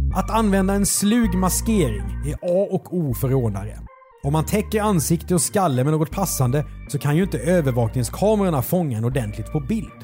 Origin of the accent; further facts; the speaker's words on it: southern Sweden, Sweden; vi är från södra Sverige